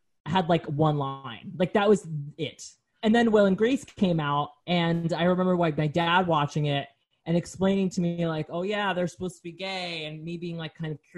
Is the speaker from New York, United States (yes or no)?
yes; New York City, New York, United States; growing up in Brooklyn to going to NYU